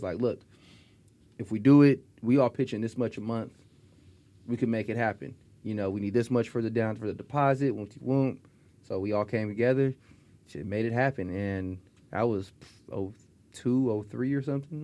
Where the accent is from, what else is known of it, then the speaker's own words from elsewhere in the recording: Stockton, California, United States; also born or lived in Spokane, Washington; I grew up in Stockton